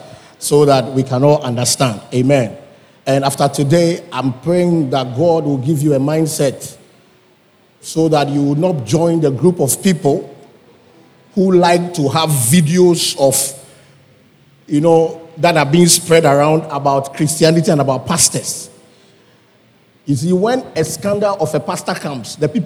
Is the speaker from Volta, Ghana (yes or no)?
no; Accra, Greater Accra, Ghana; I was born in Circle.